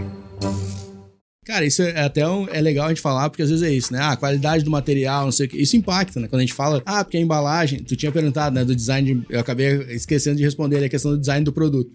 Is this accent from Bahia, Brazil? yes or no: no; Porto Alegre, Rio Grande do Sul, Brazil; eu como porto-alegrense, né, e, e, gaúcho, tenho um pouco de bairrismo